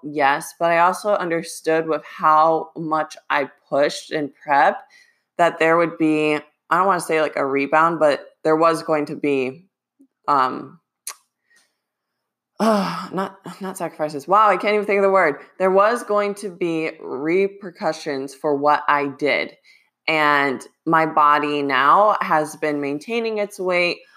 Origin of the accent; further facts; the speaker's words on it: Ohio, United States; moved away; I wanna try to go back to Ohio two to three times this year.